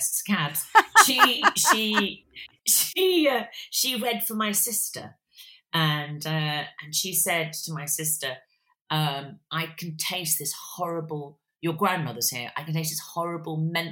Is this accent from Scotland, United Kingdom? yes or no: no; near Birmingham, West Midlands, United Kingdom; I was born and brought up near Birmingham